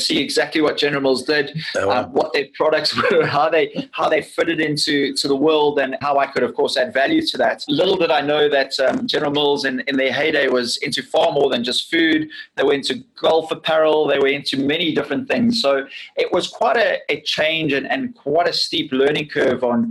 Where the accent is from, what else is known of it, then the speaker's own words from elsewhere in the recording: South Africa; I'm from South Africa